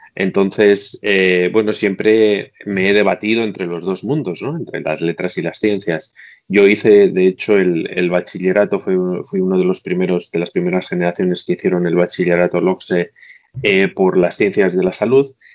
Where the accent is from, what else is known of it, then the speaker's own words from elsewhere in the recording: Bilbao, Basque Country, Spain; moved away as an adult; also born or lived in Belfast; now in Shanghai, China; Yo soy de Bilbao